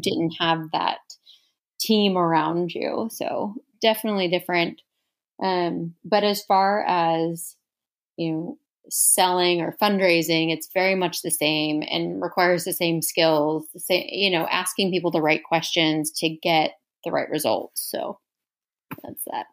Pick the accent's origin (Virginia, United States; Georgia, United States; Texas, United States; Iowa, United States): Texas, United States; Houston; moved away as an adult; now in Dallas, United States; growing up in Houston